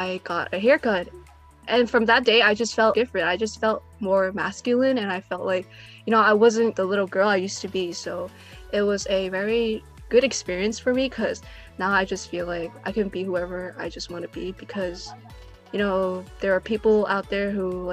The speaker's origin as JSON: {"language": "English", "town": "New York City", "region": "New York", "country": "United States", "said": "I am from America, specifically from New York City"}